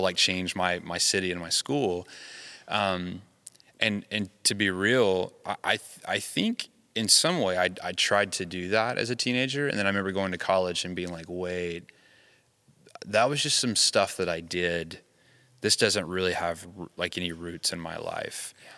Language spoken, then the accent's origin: English; the South, United States; moved away; I grew up in the South